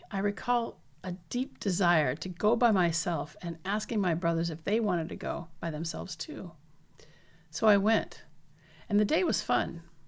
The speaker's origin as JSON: {"language": "English", "region": "southeastern Washington State", "country": "United States", "tie": "born or raised there", "said": "As late as nineteen forty-three, my hometown still had only two hundred forty-seven residents"}